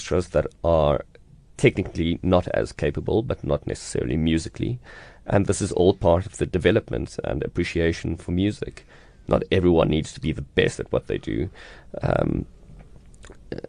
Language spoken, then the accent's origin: English; South Africa; As South African conductors and South African leaders and South African musicians